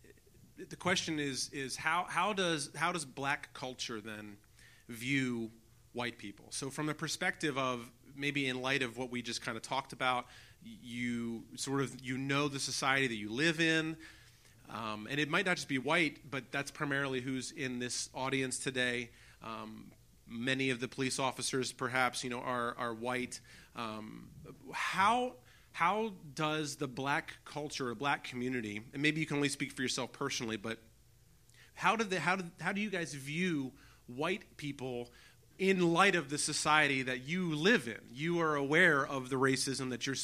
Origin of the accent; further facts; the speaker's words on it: United States; now in Pittsburgh, United States; I grew up in the Baltimore, Washington area in the suburbs of D.C.